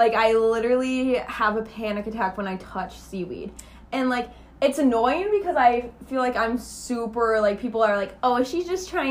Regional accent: Minnesota, United States; now in Arizona, United States; I grew up in Minnesota. I grew up in the lakes.

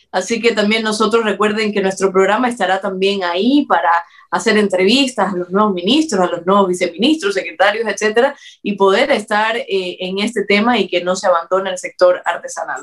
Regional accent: Cuba; now in Ecuador; lo que yo he visto como, también cubana

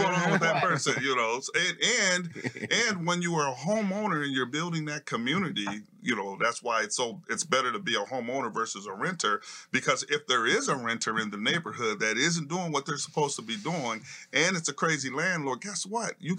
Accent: Minneapolis, Minnesota, United States; I'm from the community. I'm from North High. I went to North High. I went to Franklin mm-hmm. Junior High. I went to Hall Elementary

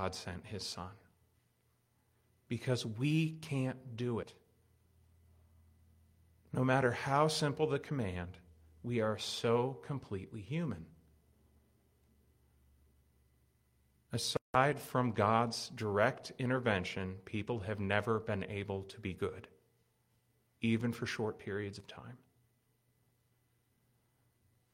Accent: United States; As an American young person

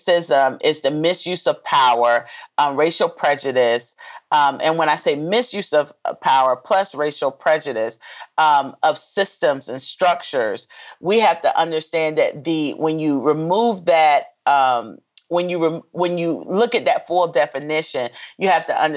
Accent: Fayetteville, North Carolina, United States; I'm originally from a small town called Fayetteville, which is a military community because my father was in the military and my grandfather was in the military

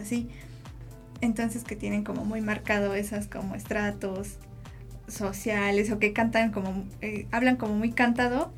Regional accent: Puebla, Mexico; yo soy acá de Puebla

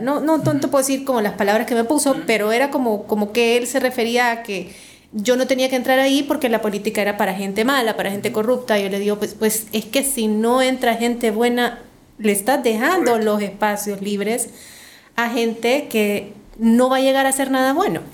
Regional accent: Santa Tecla, La Libertad, El Salvador; Yo nací en Santa Tecla

